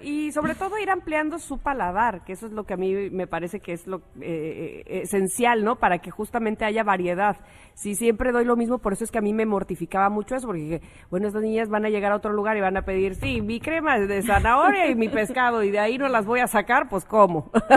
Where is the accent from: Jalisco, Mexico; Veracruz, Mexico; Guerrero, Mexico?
Veracruz, Mexico; somos de Veracruz